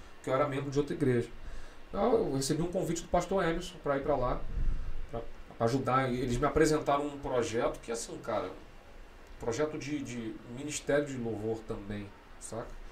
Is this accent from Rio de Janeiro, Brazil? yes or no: yes; Rio de Janeiro, Brazil; also born or lived in Resende / Sweden; sou nascido criado ali na ladeira ali na Maria Maria, no uhum. do Andaraí.